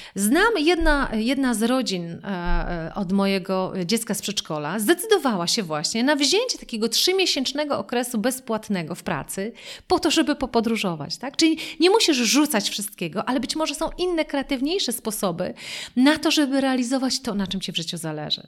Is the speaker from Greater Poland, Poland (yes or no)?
no; Wrocław, Lower Silesian Voivodeship, Poland; ja pochodzę z Wrocławia